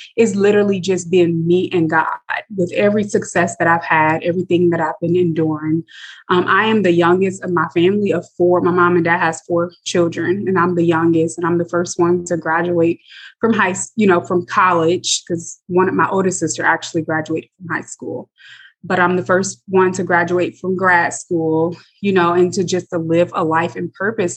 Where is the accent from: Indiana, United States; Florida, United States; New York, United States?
Indiana, United States; South Bend; born and raised in South Bend, Indiana.